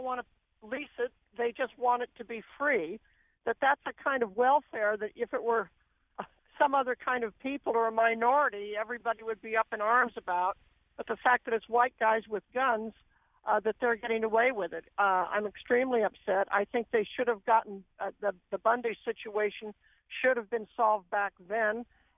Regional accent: Oregon, United States; I'm originally from Oregon.

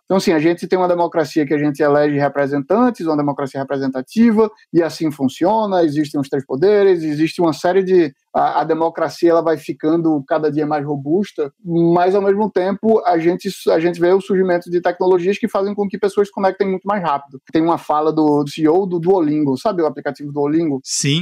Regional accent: Recife, Pernambuco, Brazil; eu como sou recifense e adoro, conheço bastante local

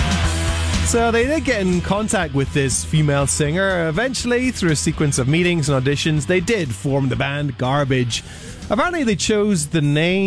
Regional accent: Northern Ireland, United Kingdom; I grew up in Northern Ireland, so I know the intricacies of it very well.

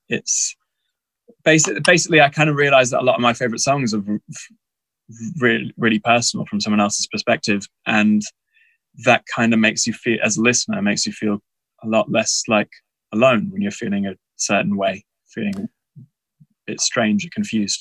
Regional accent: Texas, United States; moved away; I grew up in in Texas in America

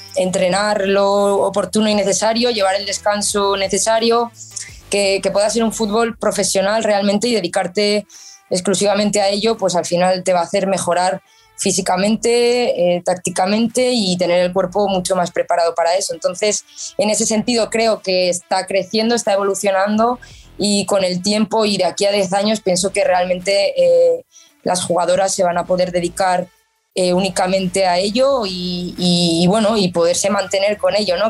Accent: Pamplona, Navarre, Spain; yo soy de, aquí desde pequeñita, soy de Pamplona, soy Navarra

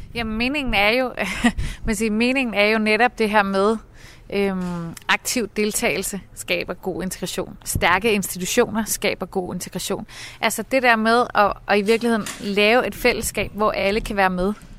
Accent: Copenhagen, Capital Region of Denmark, Denmark; jeg er sådan ærke københavner

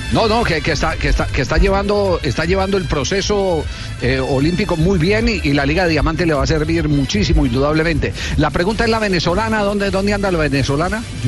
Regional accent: Colombia; somos los colombianos

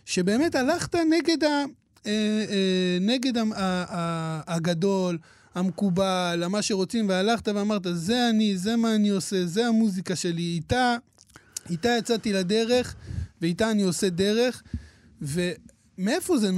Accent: Hadera, Haifa District, Israel; אני גדלתי בחדרה, עדיין גר בחדרה

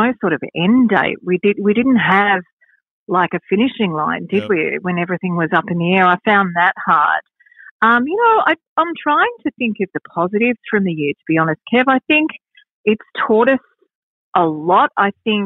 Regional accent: Wangaratta, Victoria, Australia; moved away as an adult; also born or lived in Yarraville; now in Wyndham Vale, Australia; my husband and I are both country born and bred. We're from Wangaratta in the States Northeast

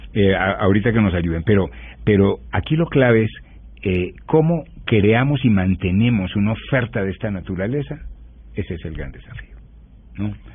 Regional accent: Bogotá, Colombia; a los bogotanos

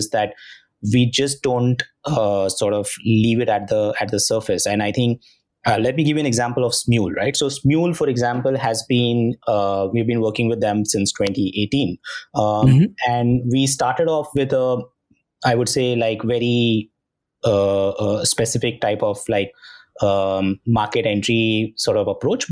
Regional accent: India; we as Indians, Indian consumers

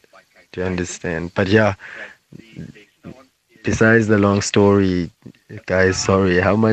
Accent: Port Elizabeth, Eastern Cape, South Africa; now in Johannesburg, South Africa; from Port Elizabeth, but now currently in Johannesburg in Windmill Park.

